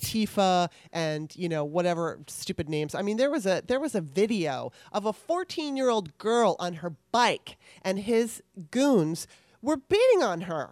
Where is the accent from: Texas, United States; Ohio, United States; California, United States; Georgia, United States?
California, United States; Southern; I grew up in Southern California